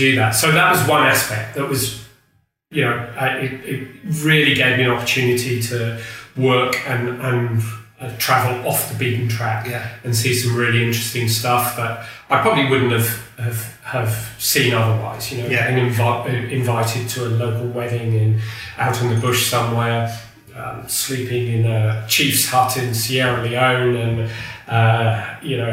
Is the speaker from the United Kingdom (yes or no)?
yes; England, United Kingdom; also born or lived in Burkina Faso; as an Englishman